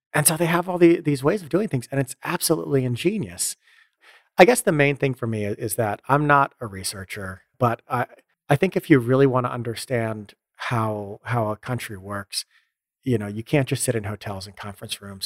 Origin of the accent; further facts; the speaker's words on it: United States; moved away; also born or lived in Europe; as an American, you live in, I live in Europe